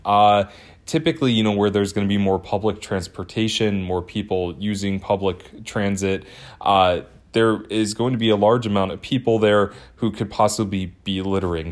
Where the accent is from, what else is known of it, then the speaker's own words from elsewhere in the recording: Twinsburg, Ohio, United States; moved away; I'm originally from Twinsburg, Ohio